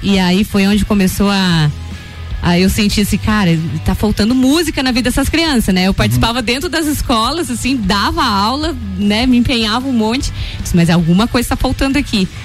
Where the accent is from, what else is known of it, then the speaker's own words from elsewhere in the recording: Três Cachoeiras, Rio Grande do Sul, Brazil; also born or lived in Torres; Eu sou natural de Torres e Torres. morei em Três Cachoeiras, né? Uhum. Me, me, criei em Três Cachoeiras, uma cidadezinha próxima, 22 quilômetros lá de Torres.